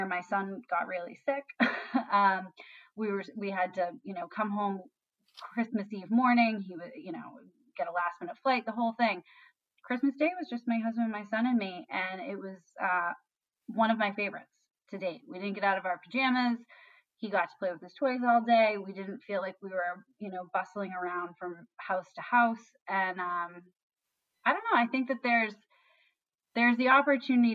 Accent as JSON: {"language": "English", "town": "Canton", "region": "Massachusetts", "country": "United States", "tie": "born or raised there", "said": "I grew up in Canton"}